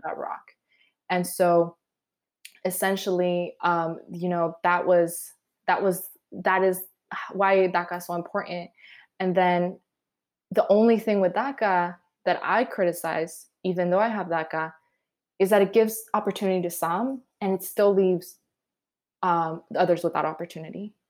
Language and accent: English; Adelanto, California, United States; also born or lived in Guadalajara, Mexico; So Adelanto is in the high desert in California, which, if people don't know where the high desert is, it's in the San Bernardino County